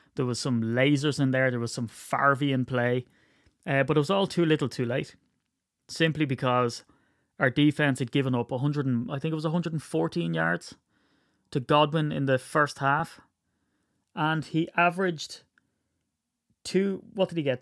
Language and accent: English; Ireland; I'm Irish